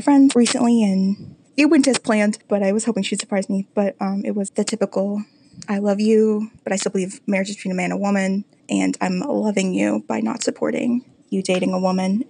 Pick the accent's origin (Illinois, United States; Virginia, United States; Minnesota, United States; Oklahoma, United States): Illinois, United States; I'm from Illinois.